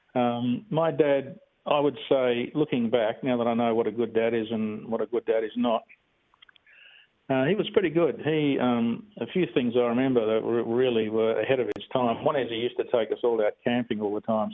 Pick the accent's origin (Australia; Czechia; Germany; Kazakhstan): Australia; Bassendean, Western Australia; I'm a real um, typical Aussie kid, really. I grew up in Bassendean